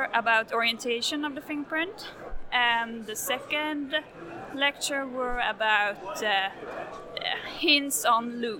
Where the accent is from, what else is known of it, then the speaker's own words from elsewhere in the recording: Sweden; I'm from Sweden